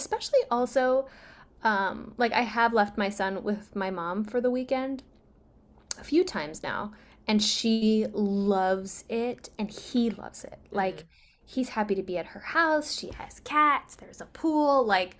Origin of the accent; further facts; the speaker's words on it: Uzbekistan; born there; I was born in Uzbekistan, which used to be a part of the Soviet Union.